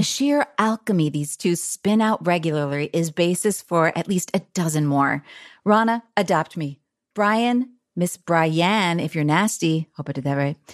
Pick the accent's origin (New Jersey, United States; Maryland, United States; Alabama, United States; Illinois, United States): New Jersey, United States; Bernardsville; moved away; also born or lived in Chicago; I'm actually from New Jersey, even though I lived in Chicago a long time